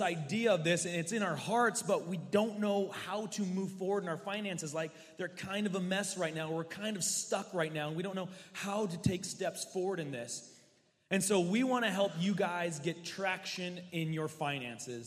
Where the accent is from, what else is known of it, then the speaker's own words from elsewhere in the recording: the Northwest, West Coast, Pacific Northwest, United States; I am from the Northwest, born and raised my whole life, West Coast.